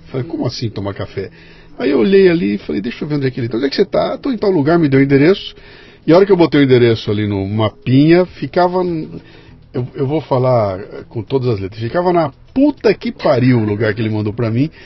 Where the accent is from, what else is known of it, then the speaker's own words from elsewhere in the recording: Bauru, São Paulo, Brazil; moved away; Eu sou de Bauru